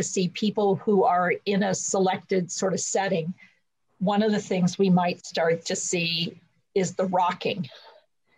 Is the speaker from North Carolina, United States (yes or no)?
yes; North Carolina, United States; I'm from North Carolina